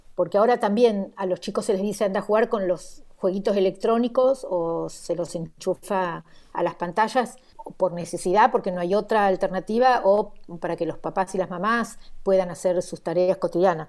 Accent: Argentina; moved away; nací en la Argentina

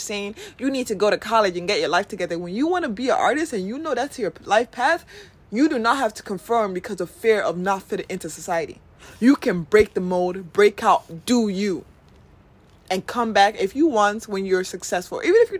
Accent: Nigeria; That going to Nigeria has showed me, living in a Nigerian, being a Nigerian, has shown me that we do need people.

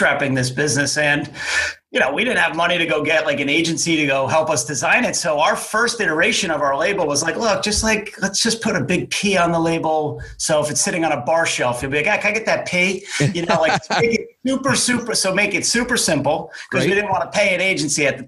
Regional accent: New Jersey, United States; growing up in New Jersey

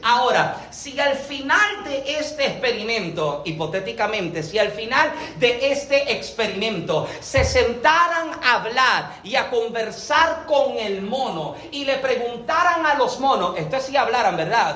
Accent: Puerto Rico; moved away as an adult; now in Massachusetts, United States; soy boricua.

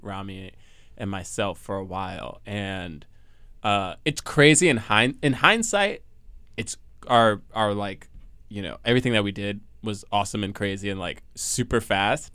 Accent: New Jersey, United States; I was born here and then also grew up in Jersey

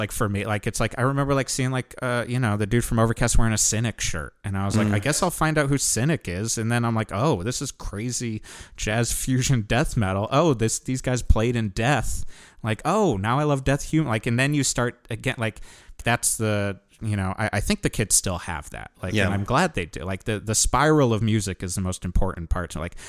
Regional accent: Connecticut, United States; It's not just because we're from Connecticut. I'm just like, yeah … writes the best songs.

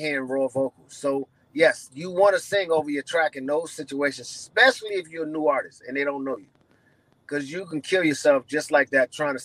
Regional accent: New York City, New York, United States; I'm from New York City

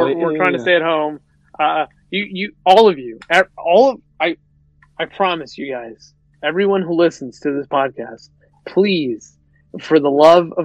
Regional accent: United States; we're American

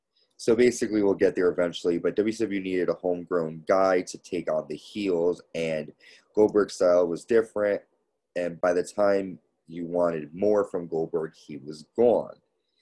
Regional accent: Connecticut, United States; my home state of Connecticut

